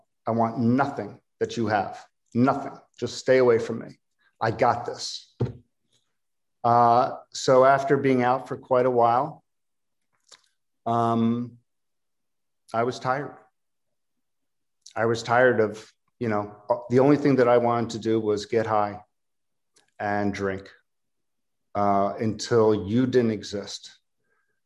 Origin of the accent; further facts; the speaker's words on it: Philadelphia, Pennsylvania, United States; I'm from Philadelphia